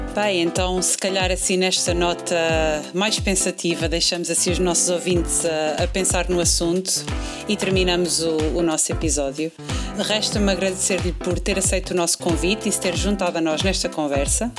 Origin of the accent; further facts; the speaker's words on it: Portugal; nós, como portugueses